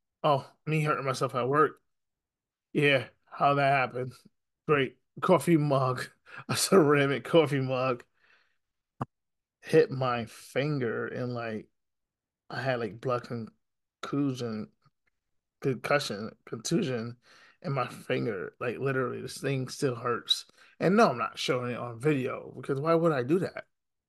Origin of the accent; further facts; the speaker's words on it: Syracuse, New York, United States; I'm from Syracuse